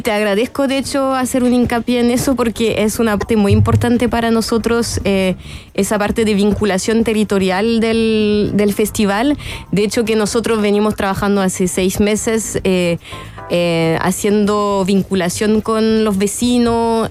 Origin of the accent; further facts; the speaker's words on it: France; accent: French; Spanish is a second language; now in Chile; soy francesa y hace muchos años que vivo en Chile